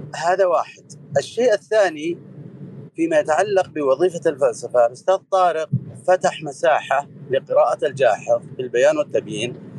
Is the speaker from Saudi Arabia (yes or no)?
yes; Buraydah, Al-Qassim, Saudi Arabia; نشأت وترعرعت في بريدة